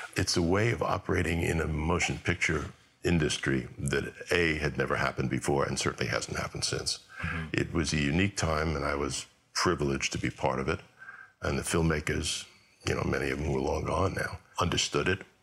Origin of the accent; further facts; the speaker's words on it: New York, United States; also born or lived in Los Angeles; I'm a New Yorker